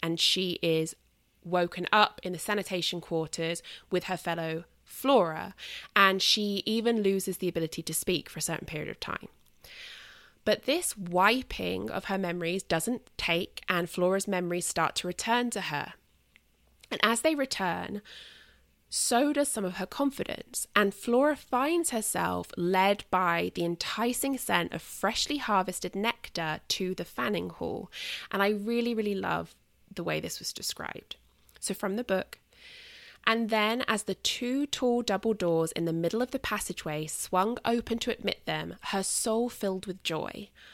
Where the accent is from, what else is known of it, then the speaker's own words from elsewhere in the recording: United Kingdom; moved away; I'm British and it's kind of my, like, pagan heritage